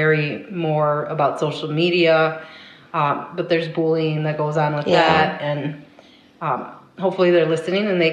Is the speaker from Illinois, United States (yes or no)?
yes; Chicago, Illinois, United States; we all grew up in the same neighborhood